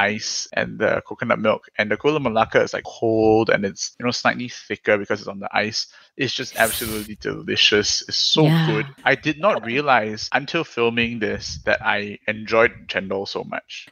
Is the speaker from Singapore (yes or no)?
yes; Singapore